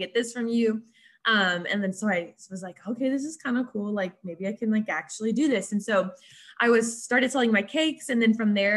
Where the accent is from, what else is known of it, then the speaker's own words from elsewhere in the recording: Springdale, Arkansas, United States; moved away as an adult; now in Fort Smith, United States; I'm from Springdale, Arkansas, but I currently live in Fort Smith, Arkansas